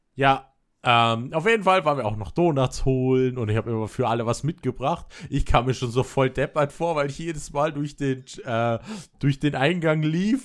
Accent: Berlin, Germany; now in Vorarlberg, Austria; ich als Kind immer nur das Berliner Leitungswasser kannte

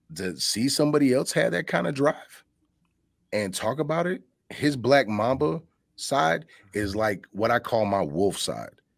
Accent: Chicago, Illinois, United States; moved away; also born or lived in Richland Center, Wisconsin / Madison, Wisconsin; I'm I'm from Chicago

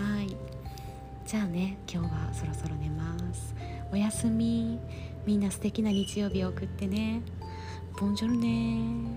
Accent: Kobe, Hyogo, Japan; moved away; 地元が神戸なんやけどさ

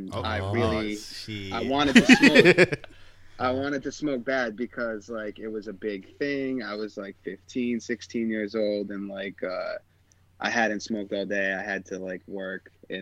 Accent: Rhode Island, United States; I'm from Rhode Island, a beach town

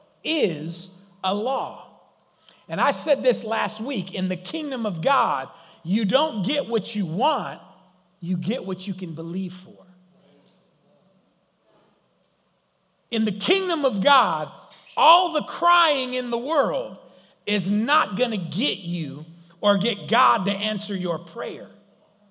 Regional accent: United States; I'm American

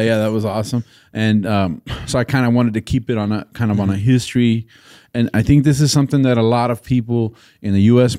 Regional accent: Texas, United States; as a Texan

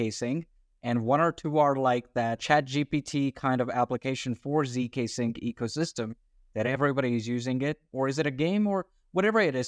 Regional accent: Australia; I'm an Australian citizen.

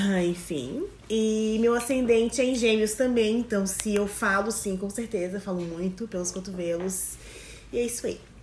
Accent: Florianópolis, Santa Catarina, Brazil; nasci aqui em Florianópolis

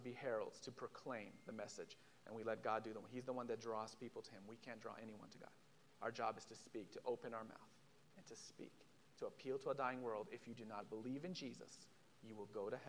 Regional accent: Israel; moved away; I'm from Israel. I'm from a Jewish background

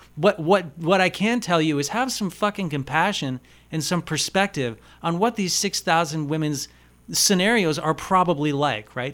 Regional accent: United States; I'm an American

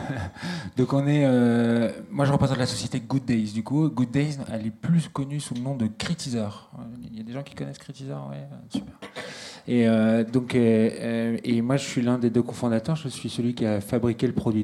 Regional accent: Valenciennes, Hauts-de-France, France; je suis né vraiment ici. Je suis né à Valenciennes et j'ai fait toutes mes études ici

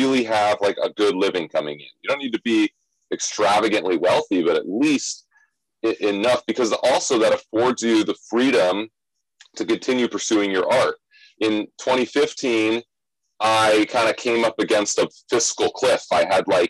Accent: Scottsdale, Arizona, United States; moved away as an adult; now in New York City, United States; I'm originally from Arizona. I grew up in Scottsdale, Arizona

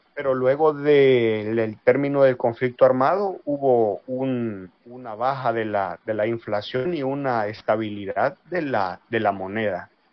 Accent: El Salvador; now in La Plata, Argentina; soy de El Salvador y actualmente, como dijo Facundo, estoy estudiando, eh, licenciatura y profesorado en sociología en la U N L P

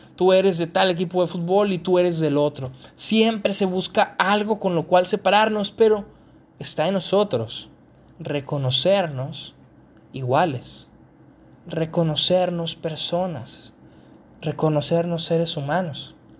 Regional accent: Mexico; yo soy mexicano, al ser mexicano

